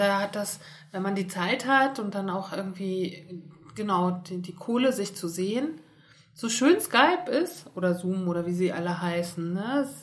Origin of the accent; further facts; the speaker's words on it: Germany; ich bin in der DDR geboren